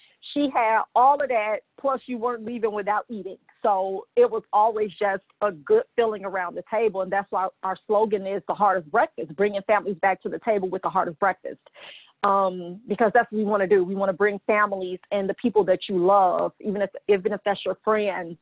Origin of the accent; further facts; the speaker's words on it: Gary, Indiana, United States; I'm from Gary, Indiana, which is the hometown of the late …, …